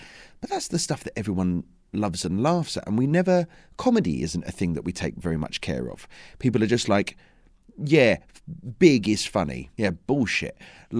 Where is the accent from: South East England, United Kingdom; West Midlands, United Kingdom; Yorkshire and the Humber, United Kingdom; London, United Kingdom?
London, United Kingdom; Yeah, I'm a Londoner, yeah, Essex boy.